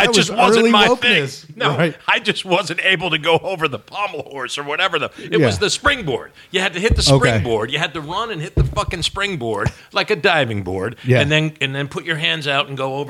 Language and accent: English; New Jersey, United States; now in Kentucky, United States; I'm from Jersey, man. Well, I've made this conclusion, and I would never have come up with this, Trizdon, if not for having lived half my life in one and half my life the other, and now actually more years in Kentucky.